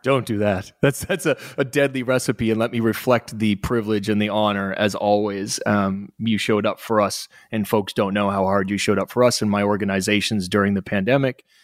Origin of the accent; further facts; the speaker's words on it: Halifax, Nova Scotia, Canada; accent: North American; moved away; also born or lived in Australia; I'm from Halifax, Nova Scotia